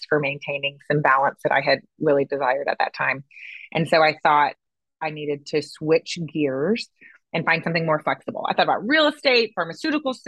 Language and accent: English; St. Louis, Missouri, United States; moved away as an adult; also born or lived in Dallas, Texas; But I grew up in Missouri, born and raised in the St. Louis area, moved to Dallas after grad school